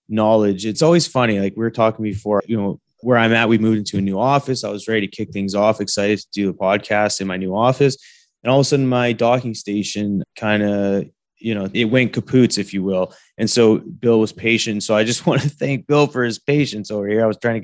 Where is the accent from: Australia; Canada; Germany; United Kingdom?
Canada; moved away as an adult; now in Texas, United States; folks like myself growing up in Canada